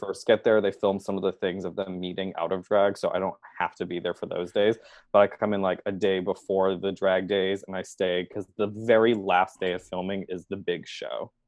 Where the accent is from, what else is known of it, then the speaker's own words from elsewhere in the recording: Boston, Massachusetts, United States; moved away as an adult; now in Chicago, United States; I grew up in Boston and New England